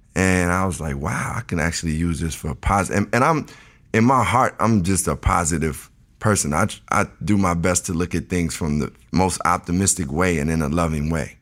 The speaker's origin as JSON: {"language": "English", "town": "Chicago", "region": "Illinois", "country": "United States", "tie": "born or raised there", "said": "I was born and raised in Chicago, the south side of Chicago"}